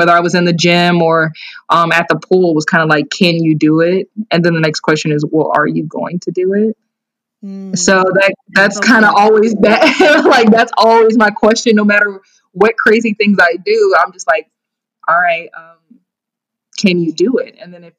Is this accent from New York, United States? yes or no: no; Naperville, Illinois, United States; also born or lived in Columbus, Georgia; I'm from Naperville, Illinois. I was born in Columbus, Georgia. I'm an Army brat, so my dad was in the military, and I actually moved to Naperville shortly after he was stationed in Germany.